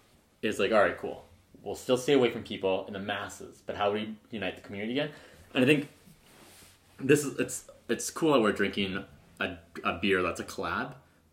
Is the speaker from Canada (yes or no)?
yes; Medicine Hat, Alberta, Canada; now in Calgary, Canada; Off to my hometown.